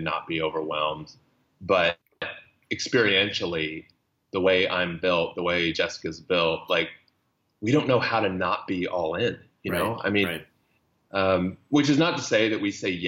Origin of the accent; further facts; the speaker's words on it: Texas, United States; moved away as an adult; also born or lived in Iraq; I was a conservative from Texas